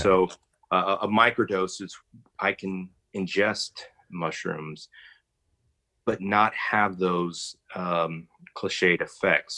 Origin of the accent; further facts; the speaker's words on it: Texas, United States; I'm a Texan